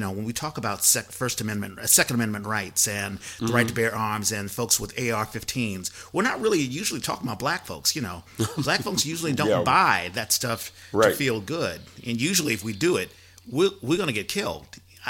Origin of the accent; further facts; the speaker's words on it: East Coast, United States; I'm from the East Coast, and, you know, I was raised